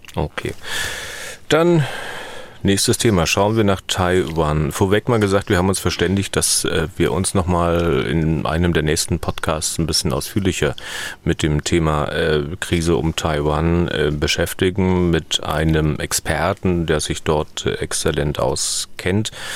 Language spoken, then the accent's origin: German; East Germany, Germany; ich in Ostdeutschland, in der DDR